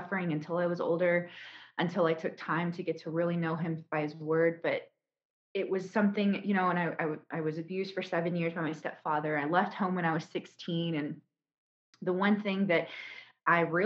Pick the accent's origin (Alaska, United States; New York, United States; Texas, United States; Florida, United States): Texas, United States; Houston; I'm from Houston, Texas